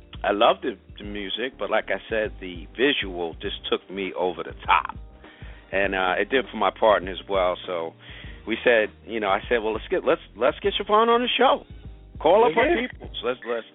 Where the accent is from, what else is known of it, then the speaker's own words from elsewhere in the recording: Long Island, New York, United States; With the bread man myself, are natives of Long Island